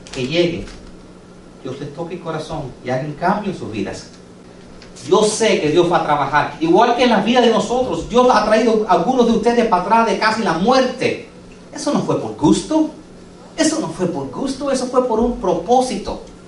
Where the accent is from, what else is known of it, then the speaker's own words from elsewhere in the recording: United States; Spanish is a second language; yo soy second generation americano. ¿Ok? Yo soy nacido aquí